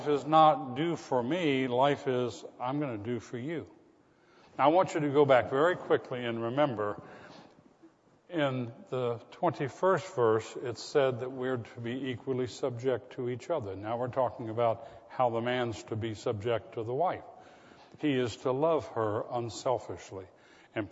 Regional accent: the South, United States; I was from the South

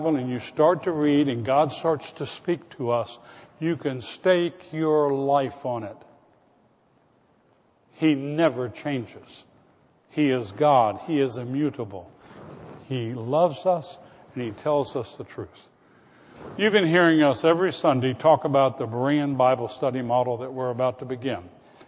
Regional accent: Florida, United States; When I was a boy growing up in Florida

